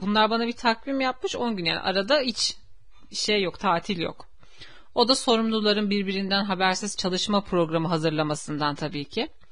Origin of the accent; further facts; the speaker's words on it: Istanbul, Turkey; Benim köyüm zaten İstanbul'da. Uskumru köy benim köyüm. yani benim köklerim yüzyıllardır burada ve benim farklı bir şehirde tanıdığım bile yok.